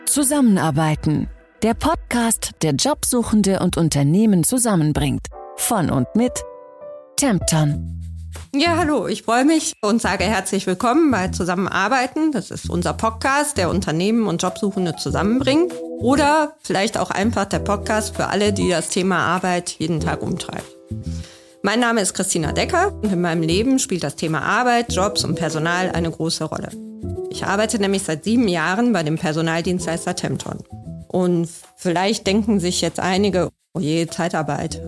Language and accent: German; Düsseldorf, North Rhine-Westphalia, Germany; Ich komme aus Düsseldorf.